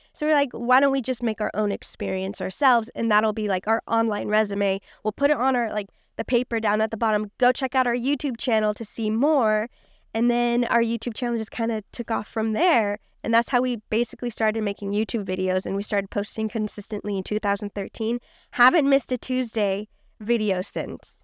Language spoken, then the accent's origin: English; Kansas City, Missouri, United States; now in Los Angeles, United States; I grew up in Kansas City, Missouri